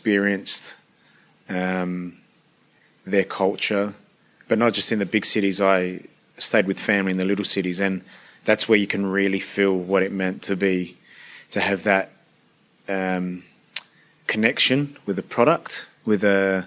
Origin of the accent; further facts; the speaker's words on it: Adelaide, South Australia, Australia; first language Italian dialect; English is a second language; I'm just a little Italian boy that grew up in Australia with Italian parents